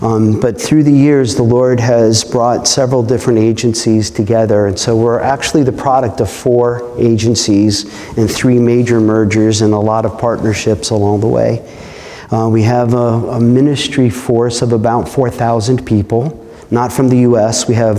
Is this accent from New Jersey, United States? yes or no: yes; New Jersey, United States; I grew up in New Jersey, which I don't like to say in public, especially not in the South. But I grew up in New Jersey.